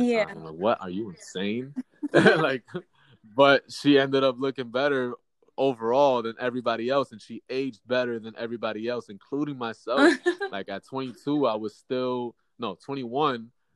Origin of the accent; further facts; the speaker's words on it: Yonkers, New York, United States; I live in Yonkers. I'm from Yonkers